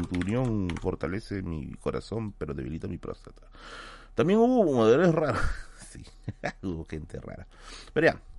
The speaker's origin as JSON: {"language": "Spanish", "country": "Venezuela", "said": "¿cómo hasta que somos los venezolanos se viene el, el, el, acento, no?"}